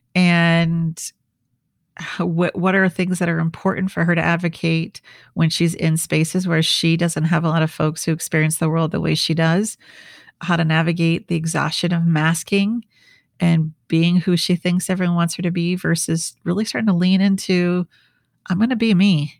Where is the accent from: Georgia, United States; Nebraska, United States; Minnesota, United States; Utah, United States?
Minnesota, United States; also born or lived in New York / Washington, D.C. / Switzerland; now in San Diego, United States; I'm from the Midwest, I'm from Minnesota